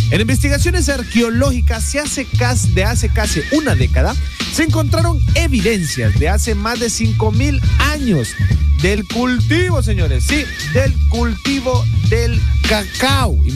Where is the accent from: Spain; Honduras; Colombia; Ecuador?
Honduras; Como catrachos.